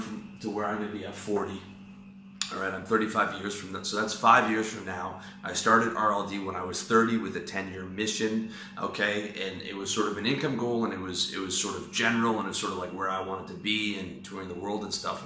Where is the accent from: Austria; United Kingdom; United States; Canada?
Canada; moved away; also born or lived in Taiwan; I'm Canadian. That's where my passport's from